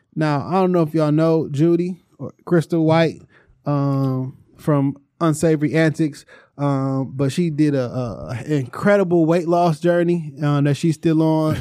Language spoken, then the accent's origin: English; Detroit, Michigan, United States; I grew up on the Jarrell area. So my immediate stomping grounds was from Joe Roden Evergreen to Joe Roden Southfield Freeway.